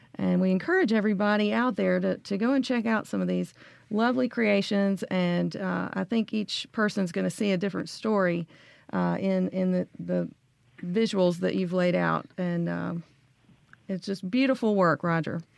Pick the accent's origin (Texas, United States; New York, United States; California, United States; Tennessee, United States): Tennessee, United States; Memphis; I'm also from Memphis